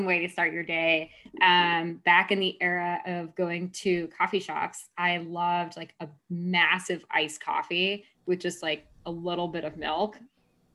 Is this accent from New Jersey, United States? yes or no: no; Concord, Massachusetts, United States; moved away as an adult; also born or lived in New York; I grew up outside of Boston in Concord, Massachusetts